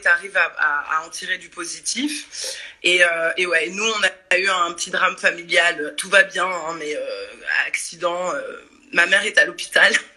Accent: Paris suburbs, Île-de-France, France; moved away as an adult; also born or lived in Brazil; now in Marseille, France; je suis parisienne banlieusarde

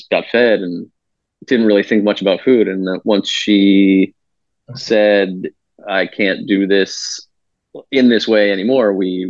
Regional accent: Concord, Massachusetts, United States; now in Chicago, United States; I'm from Concord, Massachusetts

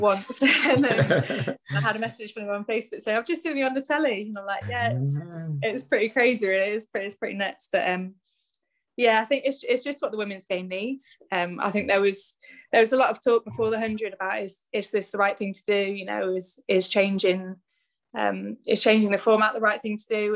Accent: Bristol, South West England, United Kingdom; I'm from Bristol anyway. I'm from the West Country.

